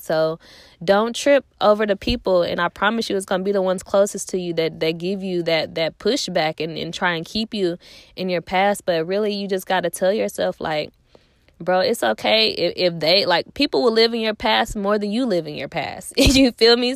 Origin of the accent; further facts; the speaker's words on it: Nashville, Tennessee, United States; also born or lived in Clarksville, Tennessee; I'm from Nashville